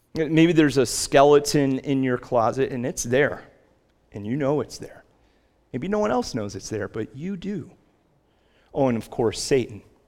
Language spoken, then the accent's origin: English; United States; we as American Christians